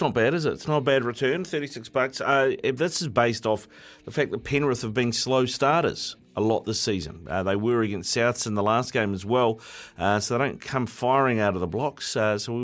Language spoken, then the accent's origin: English; Auckland, New Zealand; I grew up out in East Auckland